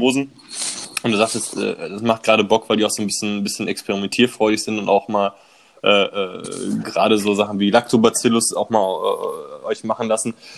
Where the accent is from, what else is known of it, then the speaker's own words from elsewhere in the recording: Bochum, North Rhine-Westphalia, Germany; ich komme aus Bochum.